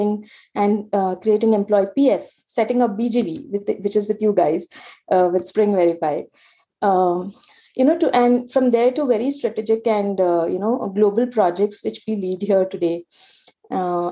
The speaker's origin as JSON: {"language": "English", "town": "Mumbai", "region": "Maharashtra", "country": "India", "tie": "born or raised there", "said": "I was born and brought up in India's commercial and entertainment capital, Mumbai, where I completed my graduation"}